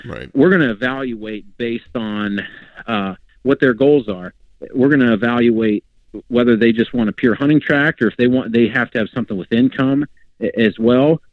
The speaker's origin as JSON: {"language": "English", "region": "Pennsylvania", "country": "United States", "tie": "born or raised there", "said": "growing up in Pennsylvania, my parents had and they they still have a cabin in northern PA"}